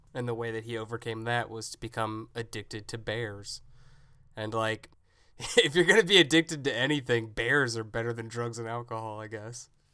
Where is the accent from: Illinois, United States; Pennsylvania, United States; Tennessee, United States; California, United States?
Tennessee, United States; growing up in Tennessee